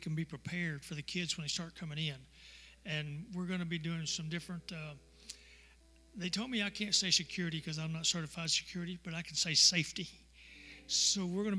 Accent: Texas, United States; I'm a Texan

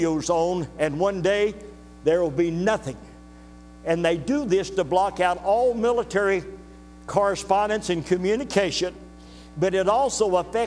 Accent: United States; also born or lived in Bavaria, Germany; I'm an American

